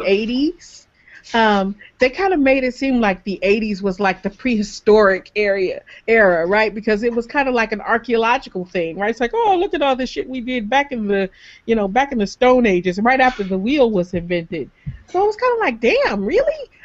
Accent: Michigan, United States; I'm from Michigan

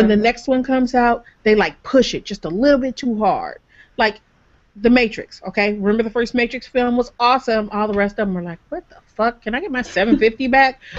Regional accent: Michigan, United States; I'm from Michigan

